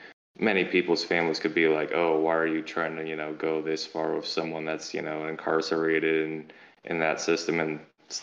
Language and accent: English; St. Louis, Missouri, United States; moved away as an adult; moved back into my hometown of St. Louis